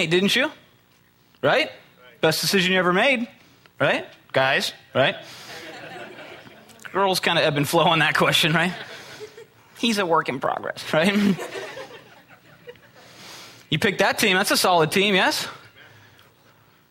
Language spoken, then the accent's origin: English; Midwest, United States; I'm from the Midwest